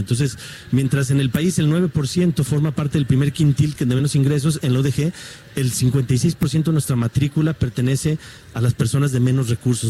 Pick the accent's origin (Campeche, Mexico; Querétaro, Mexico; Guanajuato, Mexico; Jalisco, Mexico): Jalisco, Mexico; Guadalajara; como tapatío, como mexicano, como rector